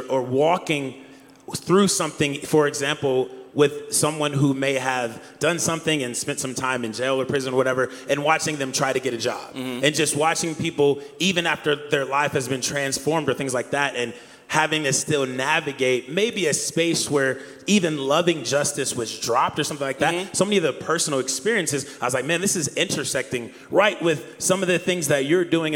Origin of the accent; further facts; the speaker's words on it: Akron, Ohio, United States; growing up in Akron, Ohio